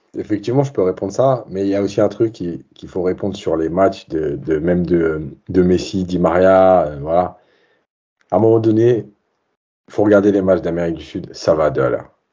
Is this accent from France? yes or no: no; Algeria; en tant qu'Algérien